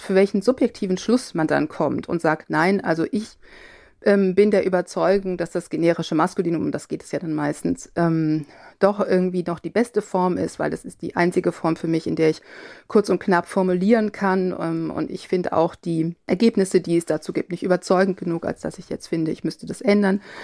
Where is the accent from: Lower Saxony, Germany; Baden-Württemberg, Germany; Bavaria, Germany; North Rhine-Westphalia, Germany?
North Rhine-Westphalia, Germany; Cologne area; ich bin im Kölner Raum äh, aufgewachsen